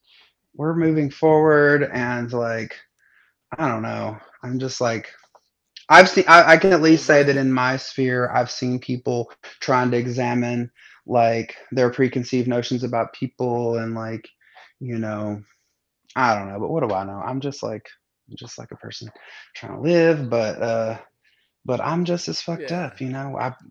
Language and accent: English; the South, United States; but I grew up in the South.